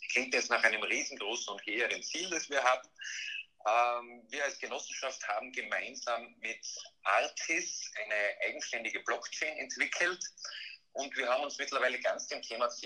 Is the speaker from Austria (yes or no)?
yes; Graz, Styria, Austria; born there; Ich bin mittlerweile 39 Jahre alt, äh, gebürtig in Graz äh, und, und, mittlerweile auch tätig in Graz.